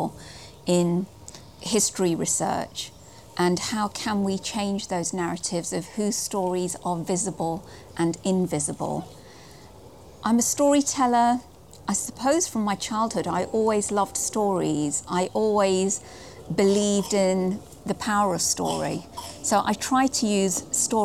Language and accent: English; Nottingham, East Midlands, United Kingdom; also born or lived in Hounslow / Hayes / Southall / Slough; now in Chilterns, United Kingdom; I was raised in Nottingham, and then I moved to Hounslow.